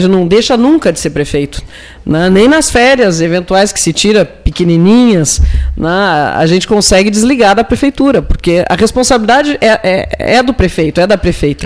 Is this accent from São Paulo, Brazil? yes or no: no; Pelotas, Rio Grande do Sul, Brazil; Como pelotense, né, eu sou prefeita de passagem